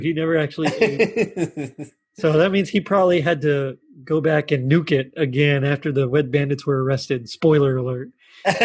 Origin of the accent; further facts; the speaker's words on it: the South, United States; We're from the South.